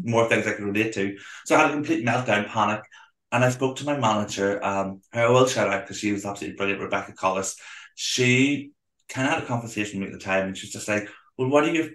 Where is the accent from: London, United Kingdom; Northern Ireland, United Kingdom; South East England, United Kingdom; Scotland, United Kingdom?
Northern Ireland, United Kingdom; Belfast; I'm from Belfast